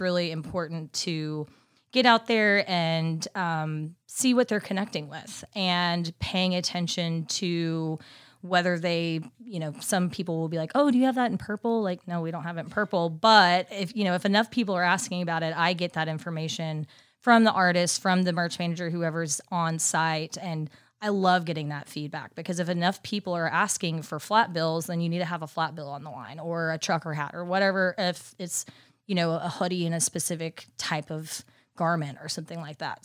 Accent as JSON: {"language": "English", "town": "Dallas", "region": "Texas", "country": "United States", "moved": "as an adult", "lives_now": "Nashville, United States", "said": "I'm originally from Dallas, Texas"}